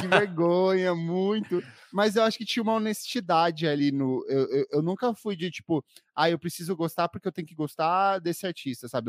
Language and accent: Portuguese; Paraná, Brazil; moved away as an adult; now in São Paulo, Brazil; eu sou paranaense, mas vivo aqui em São Paulo há nove anos.